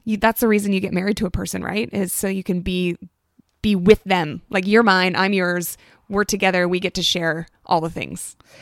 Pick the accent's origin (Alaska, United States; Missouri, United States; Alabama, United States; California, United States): Alaska, United States; moved away as an adult; now in Oregon, United States; I'm from Alaska, born and raised